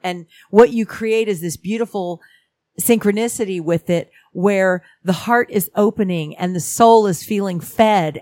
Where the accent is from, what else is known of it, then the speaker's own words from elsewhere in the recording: Houston, Texas, United States; also born or lived in California; I grew up in Houston, Texas. I'm from California, but I spent most of my childhood in Houston, Texas.